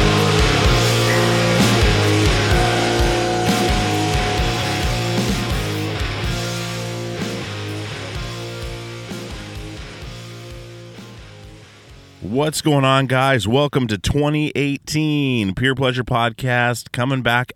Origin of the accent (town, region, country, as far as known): Alaska, United States; born or raised there